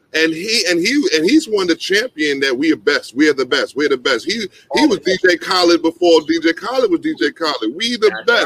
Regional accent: New York, United States; I'm a New Yorker

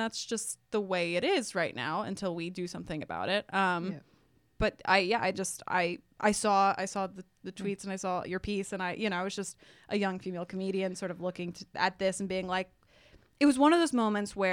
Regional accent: Texas, United States; I was raised in Texas

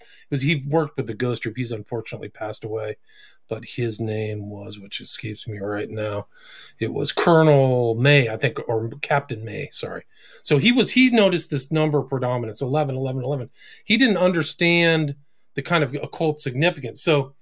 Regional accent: California, United States; I grew up in Northern California, drugs and, broken home and all that stuff.

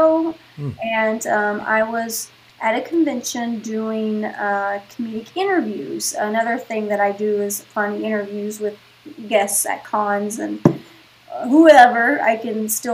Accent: West Virginia, United States; moved away as an adult; now in Los Angeles, United States; Originally West Virginia, and I come to LA for work

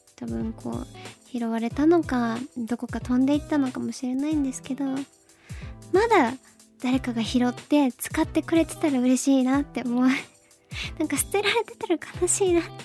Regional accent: Fukuoka, Japan; moved away; 福岡出身だからなのか

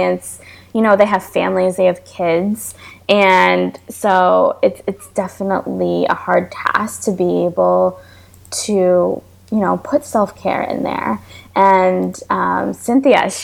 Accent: New York, United States; moved away as an adult; now in Florida, United States; I'm from New York and I moved to Florida because I needed to be near sunlight and the beach and water

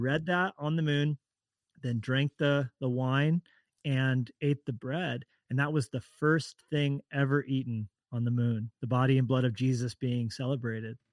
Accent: Colorado, United States; also born or lived in Orange County, California; now in Montana, United States; I'm from Colorado originally

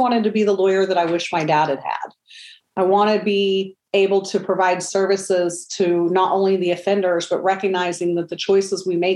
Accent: Oklahoma City, Oklahoma, United States; I was born and raised in Oklahoma City

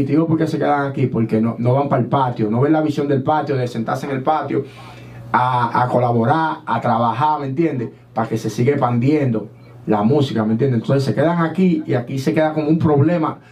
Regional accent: Dominican Republic; now in United States; nosotros somos dominicanos también.

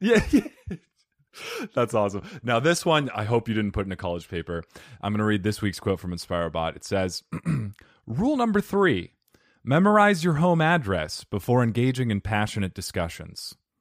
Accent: Arizona, United States; Arizonians, we, we block out, like, half our consonants

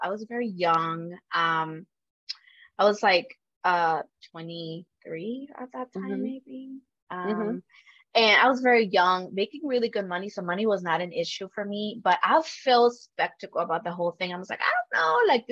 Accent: Dallas, Texas, United States; moved away as an adult; also born or lived in Michigan; I come from Dallas, which, you know, is kind of like a big city now

